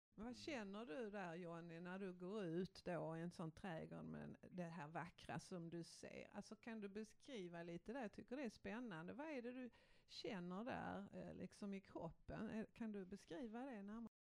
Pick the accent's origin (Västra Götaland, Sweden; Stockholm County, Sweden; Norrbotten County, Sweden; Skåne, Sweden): Skåne, Sweden; Malmö; jag är uppvuxen ute på Gullvik här i Malmö